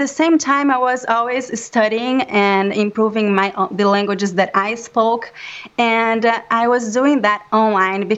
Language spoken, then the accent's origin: English; Brazil; first language Portuguese; English is a second language; moved away as an adult; now in New York, United States; I'm originally from Brazil, and I've lived in New York for about 10 years now.